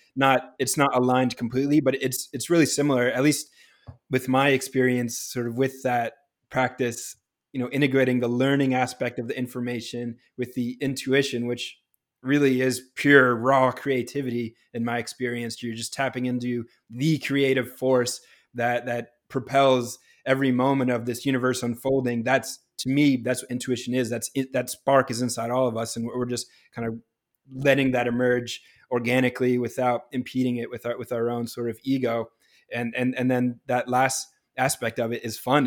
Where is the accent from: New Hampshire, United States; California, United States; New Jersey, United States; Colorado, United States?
New Hampshire, United States; moved away as an adult; also born or lived in Pittsburgh; now in Los Angeles, United States; growing up in New Hampshire